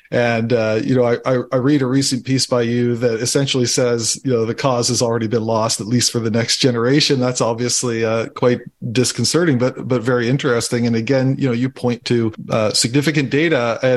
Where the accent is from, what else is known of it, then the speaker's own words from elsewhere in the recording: just outside of Edmonton, Alberta, Canada; moved away; I grew up just outside of Edmonton.